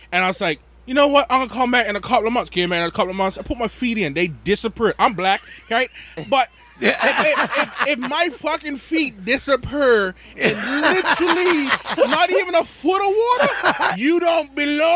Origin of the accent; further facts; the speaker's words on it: Bermuda; moved away as an adult; also born or lived in Rhode Island, United States / Massachusetts, United States; now in United States; I am originally from Bermuda. I've been in this country of the USA in Rhode Island and Massachusetts since 2009. I came here for school